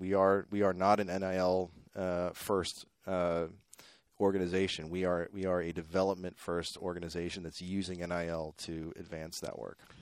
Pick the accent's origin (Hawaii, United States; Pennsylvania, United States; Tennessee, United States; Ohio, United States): Pennsylvania, United States; Pittsburgh; moved away as an adult; also born or lived in New York City / Brooklyn; now in Waco, United States; I grew up in Pittsburgh, Pennsylvania